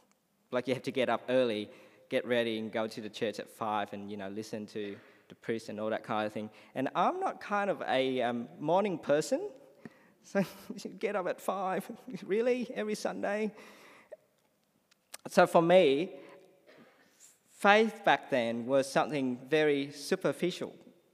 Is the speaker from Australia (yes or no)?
yes; Australia; So while I came as an Australian person, I couldn't understand him.